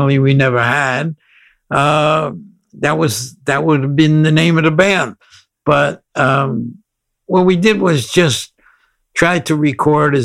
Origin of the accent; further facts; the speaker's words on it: New Haven, Connecticut, United States; moved away as an adult; now in California, United States; I'm originally from New Haven, Connecticut, and grew up on the East Coast till 1986, and then came to California